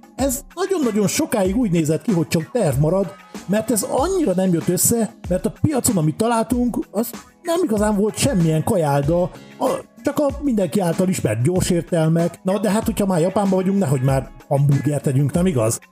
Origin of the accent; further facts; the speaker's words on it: Hungary; olyan magyarként